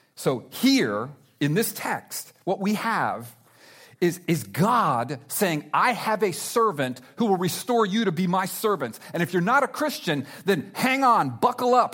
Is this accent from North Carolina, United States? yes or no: no; South Florida, United States; I'm from South Florida. I love South Florida